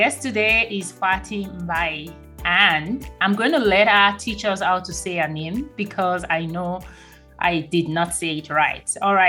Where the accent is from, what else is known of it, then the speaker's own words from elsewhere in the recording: Nigeria; now in United States; I am also from Nigeria, West Africa